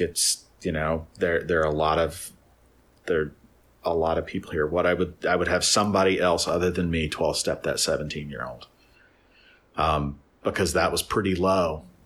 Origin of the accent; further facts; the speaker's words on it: Nashville, Tennessee, United States; there were a handful of us from Nashville